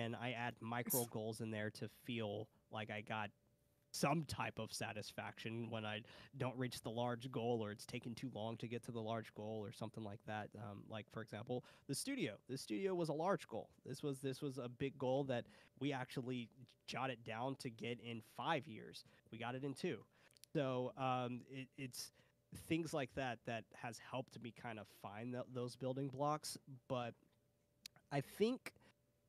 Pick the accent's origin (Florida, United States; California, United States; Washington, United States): California, United States; San Francisco; I'm from San Francisco